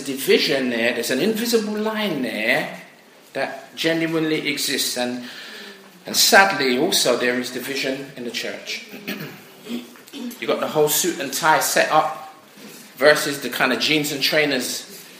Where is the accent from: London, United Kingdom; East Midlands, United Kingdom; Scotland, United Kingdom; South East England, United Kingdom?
London, United Kingdom; I'm from South.